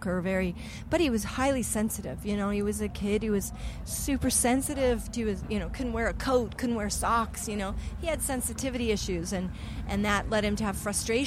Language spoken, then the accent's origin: English; Colorado, United States; moved away; also born or lived in Los Angeles; I was from Colorado